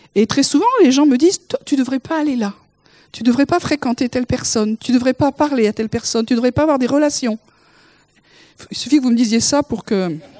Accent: the South, southern France, France; je suis du Sud. J'ai été élevée comme ça

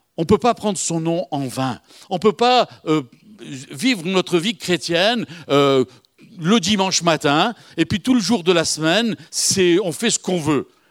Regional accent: Algiers, Algiers Province, Algeria; moved away; je suis de Bab El-Oued, Bab El-Oued, à côté d'Alger.

